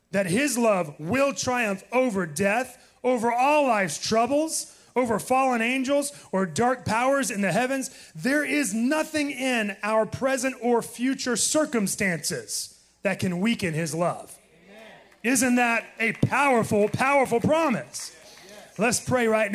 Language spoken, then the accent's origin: English; Titusville, Florida, United States; I was born on the Space Coast. Born in Titusville, Florida. And so, yes, I am a Floridian through and through.